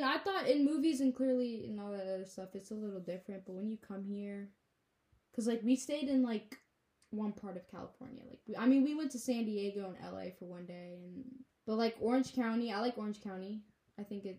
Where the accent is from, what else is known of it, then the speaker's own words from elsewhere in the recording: Mauritania; So we never really say we're from Mauritania, because when we say we're from Mauritania, they're like, oh, where's that?